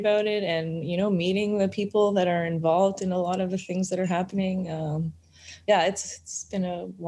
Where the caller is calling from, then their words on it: Vancouver, British Columbia, Canada; I'm in Vancouver, BC.